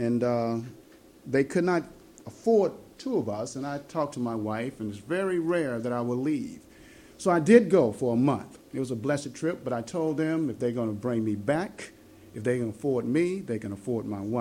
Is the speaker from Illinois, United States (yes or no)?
yes; Chicago, Illinois, United States; we're originally from Chicago, there in the United States